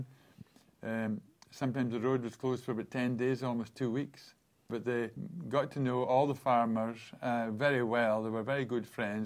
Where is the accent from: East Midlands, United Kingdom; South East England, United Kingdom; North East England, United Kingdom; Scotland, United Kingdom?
Scotland, United Kingdom; Aberlour; Growing up on the River Spey in Aberlour